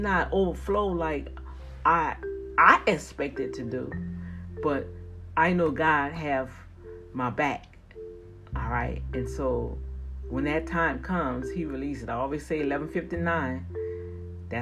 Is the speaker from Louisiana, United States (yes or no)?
yes; New Orleans, Louisiana, United States; accent: New Orleans Cajun; that New Orleans Cajun stuff coming out of there